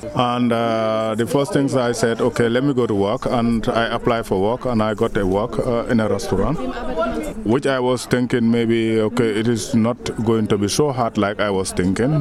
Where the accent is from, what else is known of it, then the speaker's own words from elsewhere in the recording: Gambia; moved away as an adult; also born or lived in Germany; I come from the Gambia in uh, 2000, year 2000